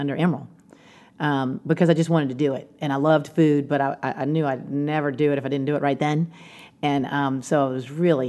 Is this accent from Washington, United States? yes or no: no; New Orleans, Louisiana, United States; growing up near Commander's